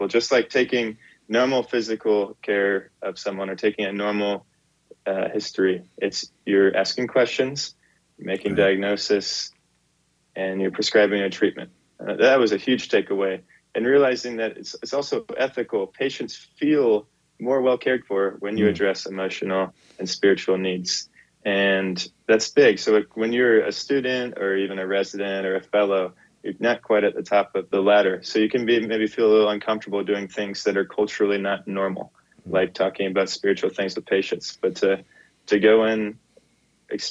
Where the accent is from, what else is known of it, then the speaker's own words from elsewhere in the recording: Georgia, United States; I'm from Georgia, mm-hmm. the peach state.